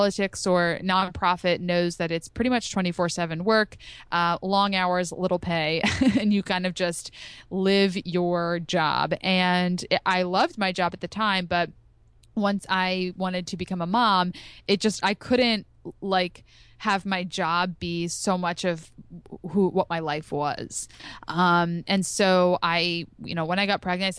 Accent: outside of Philadelphia, Pennsylvania, United States; I grew up outside of Philadelphia.

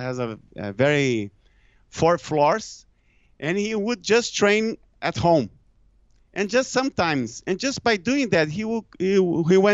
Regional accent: Brazil; English is a second language; I'm from Brazil

